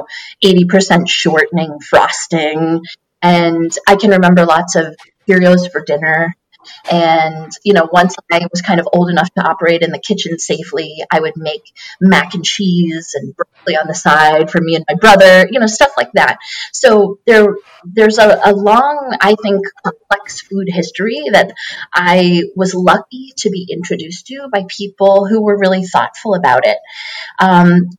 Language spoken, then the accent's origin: English; Weymouth, Massachusetts, United States; I grew up in Weymouth, Massachusetts, which is a suburban town on the coast of Massachusetts, about 20 miles south of Boston